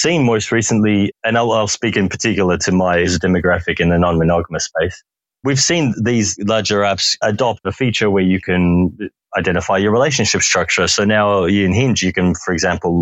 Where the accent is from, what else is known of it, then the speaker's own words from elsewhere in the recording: Melbourne, Victoria, Australia; from Melbourne, Australia